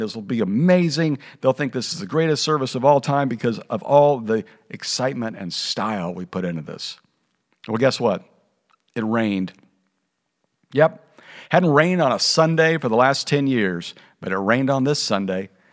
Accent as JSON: {"language": "English", "region": "Kansas", "country": "United States", "tie": "born or raised there", "also_born_or_lived": "Oklahoma / Missouri / Kentucky / California", "moved": "as an adult", "lives_now": "Texas, United States", "said": "My wife and I grew up in Kansas and Missouri"}